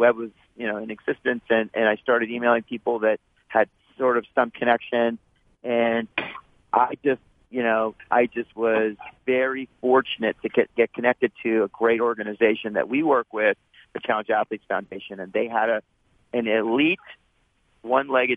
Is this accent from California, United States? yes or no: yes; Santa Barbara, California, United States; I grew up in Santa Barbara, right? So, big surf town